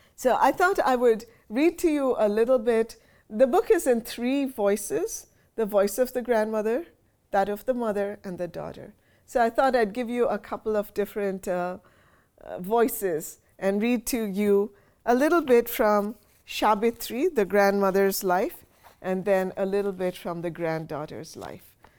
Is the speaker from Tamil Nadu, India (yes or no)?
no; Kolkata, West Bengal, India; moved away as an adult; now in Houston, United States; growing up in Kolkata in a very traditional Bengali family